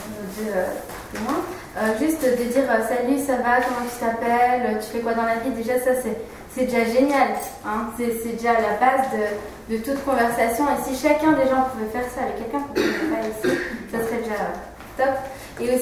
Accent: France; Ah, bah, je viens de France et je suis en stage pour deux mois à Genève.

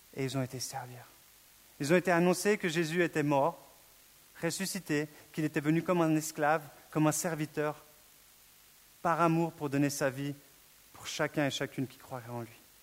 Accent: Switzerland; je suis suisse

